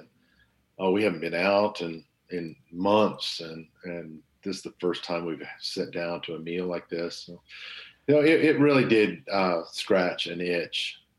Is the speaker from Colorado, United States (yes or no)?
no; Oklahoma, United States; moved away; I grew up in Oklahoma